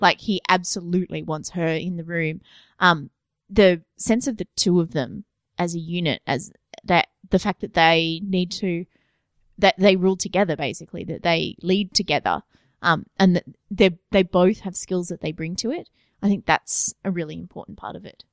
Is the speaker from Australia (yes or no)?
yes; Australia; as being Australian